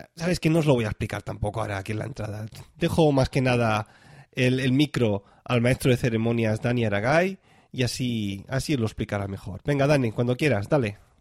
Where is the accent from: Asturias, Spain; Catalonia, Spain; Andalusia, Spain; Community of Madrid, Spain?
Catalonia, Spain; Tarragona; moved away as an adult; now in Zurich, Switzerland; Pues yo soy de Tarragona, pero ahora mismo estoy viviendo en, Zurich, cerca de, cerquita de Zurich. Me vine aquí a estudiar